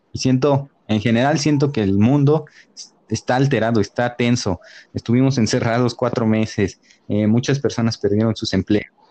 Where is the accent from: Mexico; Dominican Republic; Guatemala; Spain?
Mexico; como mexicanos